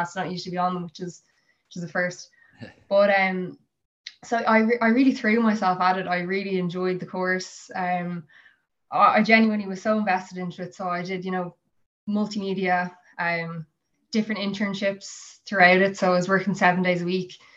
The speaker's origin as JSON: {"language": "English", "town": "Skerries", "region": "Leinster", "country": "Ireland", "tie": "born or raised there", "said": "I'm originally from Skerries, so I was commuting from Skerries to Sandyford"}